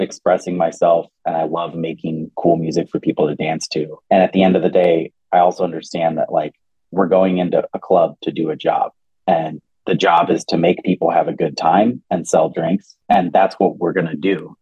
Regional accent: Minneapolis, Minnesota, United States; we grew up in Seward and Prospect Park

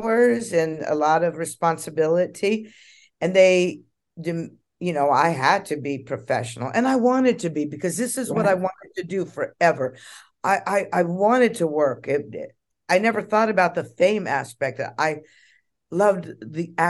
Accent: Los Angeles, California, United States; I was raised in Hollywood

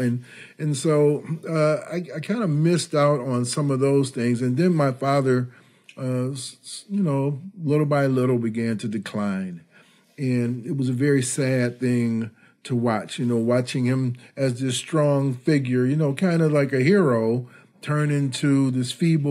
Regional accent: Detroit, Michigan, United States; moved away as an adult; also born or lived in Ann Arbor, Michigan; now in Chicago, United States; I grew up in the Detroit area during the Motown era

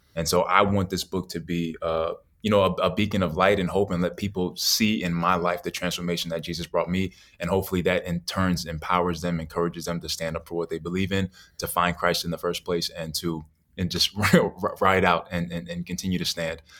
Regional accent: New York City, New York, United States; moved away; also born or lived in Naples, Florida; growing up in New York wasn't bad. It, it wasn't until I moved from New York to Naples, Florida

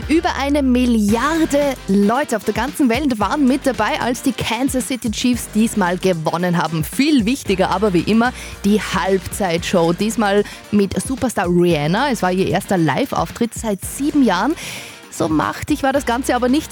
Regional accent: Windischgarsten, Upper Austria, Austria; ich bin eine gebürtige Windischgastnerin

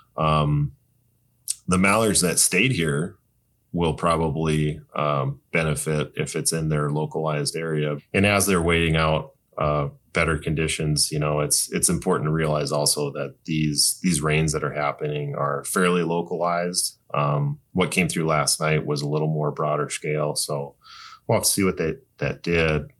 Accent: North Dakota, United States; I grew up in North Dakota

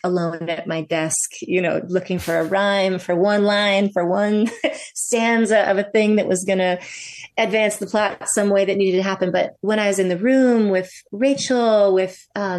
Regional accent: Vermont, United States; also born or lived in New York; I moved out of New York, back to my home state of Vermont.

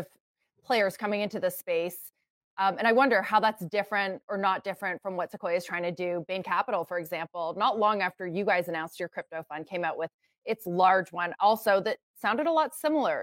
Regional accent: Canada; as a Canadian

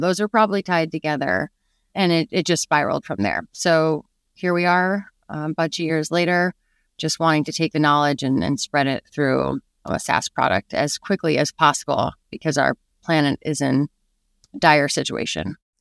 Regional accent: New York City, New York, United States; I grew up in New York City

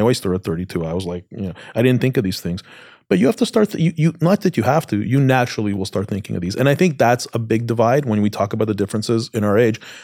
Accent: Canada; I grew up in Canada.

